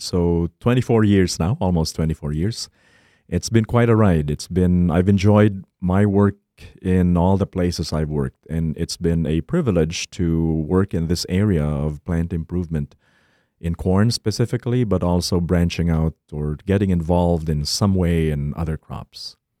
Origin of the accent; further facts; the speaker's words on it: Philippines; moved away as an adult; now in Minnesota, United States; I was born and raised in the Philippines